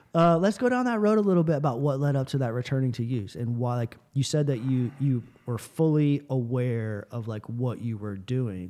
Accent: Tampa, Florida, United States; moved away; growing up in Tampa, Florida

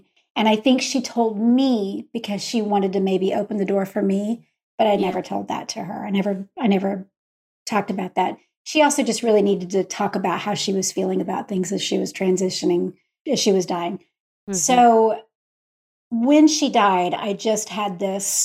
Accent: Texas, United States; moved away as an adult; also born or lived in Utah; I grew up in Texas, but all of my family, the hundreds and plus cousins, they're all in Utah

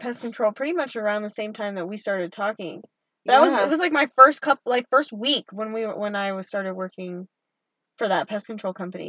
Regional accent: Oklahoma, United States; accent: Oklahoma; moved away; I'm going to get my Oklahoma accent during this episode.

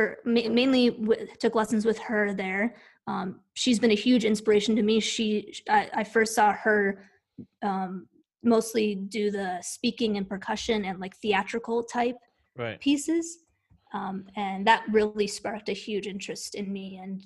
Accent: Chicago suburbs, Illinois, United States; now in Knoxville, United States; I'm from the Chicago suburbs. Oh. And 30 to 45 minutes outside of Chicago.

